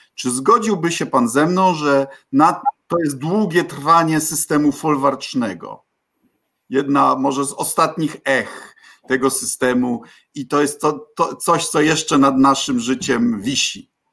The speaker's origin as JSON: {"language": "Polish", "town": "Bydgoszcz", "region": "Kuyavian-Pomeranian Voivodeship", "country": "Poland", "tie": "born or raised there", "said": "będąc licealistą u mnie w Bydgoszczy, uczęszczając do pierwszego LO"}